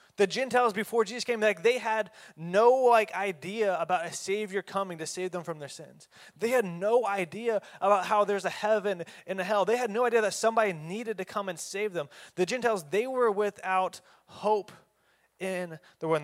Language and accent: English; Oklahoma, United States; I'm from Oklahoma.